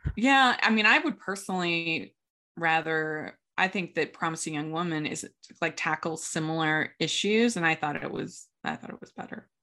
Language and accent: English; Maryland, United States; I grew up in Maryland